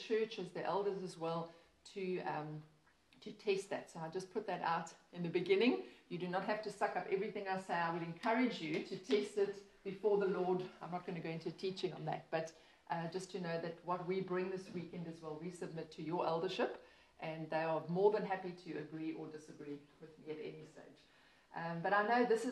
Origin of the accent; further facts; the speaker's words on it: Port Elizabeth, Eastern Cape, South Africa; I have been born and bred in Port Elizabeth